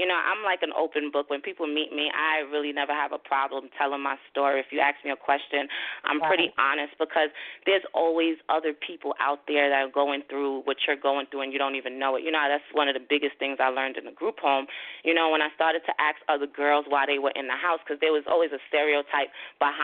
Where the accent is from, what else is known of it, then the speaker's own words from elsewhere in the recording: New York City, New York, United States; moved away as an adult; also born or lived in Haiti; now in New Jersey, United States; I'm originally from Flatbush, Brooklyn